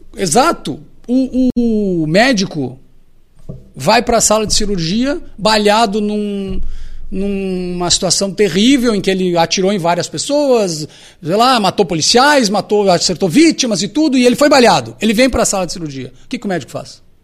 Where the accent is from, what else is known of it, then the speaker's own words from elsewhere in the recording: Alegrete, Rio Grande do Sul, Brazil; eu sou natural do Alegrete